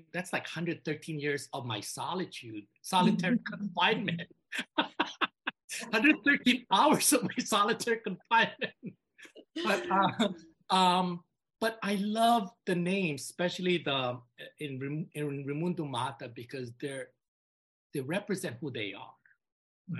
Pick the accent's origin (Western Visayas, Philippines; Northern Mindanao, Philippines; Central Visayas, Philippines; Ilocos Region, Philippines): Ilocos Region, Philippines; I grew up in Pangasinan, and we speak Ilocano and Pangasinense there